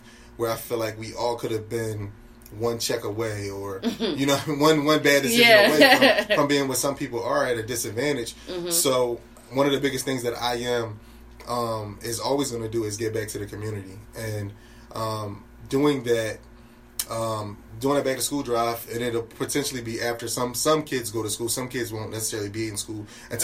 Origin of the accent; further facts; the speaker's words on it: Philadelphia, Pennsylvania, United States; I'm from North Philadelphia